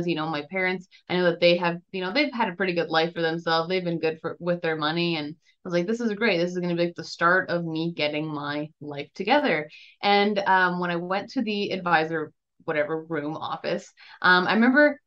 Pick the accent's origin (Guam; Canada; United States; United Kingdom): Canada; Grande Prairie, Alberta; I was born in Grand Prairie, Alberta, Canada